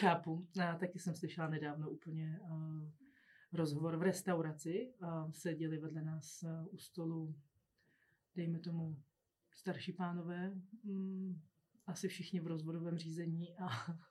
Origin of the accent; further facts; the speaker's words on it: Czechia; my jako Češi